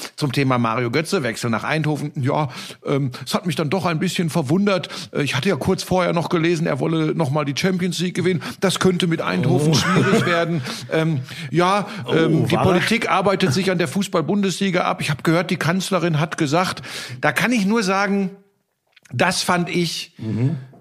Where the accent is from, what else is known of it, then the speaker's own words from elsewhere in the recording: Ruhr area, North Rhine-Westphalia, Germany; now in Munich, Germany; ich komme aus dem Ruhrgebiet